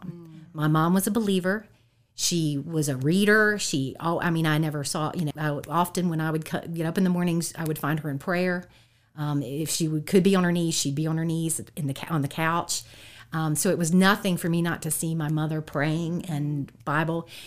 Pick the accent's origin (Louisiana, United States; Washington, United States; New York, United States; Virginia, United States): Virginia, United States; Harrisonburg; I've been here in the Valley uh, the whole time